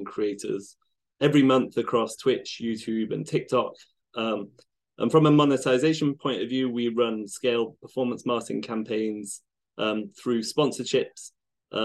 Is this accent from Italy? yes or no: no; United Kingdom; now in Seattle, United States; I live in Seattle. Yeah, although I'm British originally